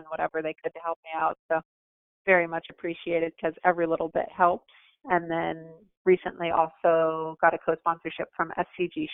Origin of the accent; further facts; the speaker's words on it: Lake Park, Florida, United States; also born or lived in Orlando, Florida; I grew up in Lake Park, Florida, the West Palm Beach area. I've lived here more or less my whole life.